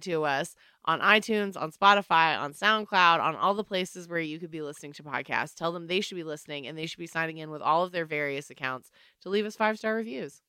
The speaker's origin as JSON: {"language": "English", "region": "North Carolina", "country": "United States", "said": "I'm from Michael Jordan area"}